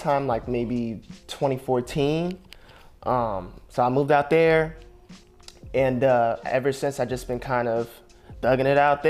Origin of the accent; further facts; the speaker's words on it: East Orange, New Jersey, United States; moved away as an adult; now in Los Angeles, United States; I am from Jersey.